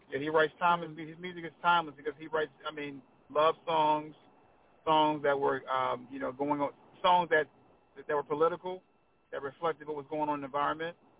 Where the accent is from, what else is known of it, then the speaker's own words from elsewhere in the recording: Washington, District of Columbia, United States; now in Anne Arundel County, Maryland, United States; That's where I grew up at in Southeast. Proud of it